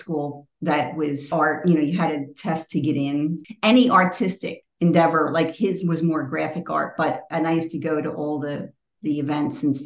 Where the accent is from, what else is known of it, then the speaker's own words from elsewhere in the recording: Philadelphia, Pennsylvania, United States; moved away; I grew up in Philly.